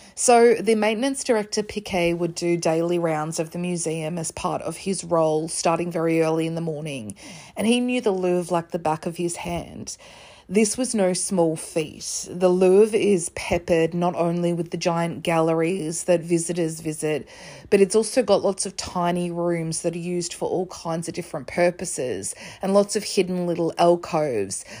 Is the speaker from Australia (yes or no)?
yes; Australia; I'm an Australian